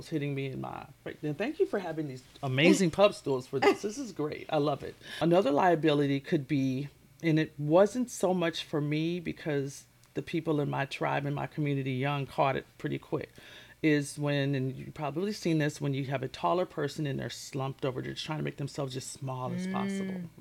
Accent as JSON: {"language": "English", "town": "Minneapolis", "region": "Minnesota", "country": "United States", "said": "I'm from Minneapolis, Minnesota"}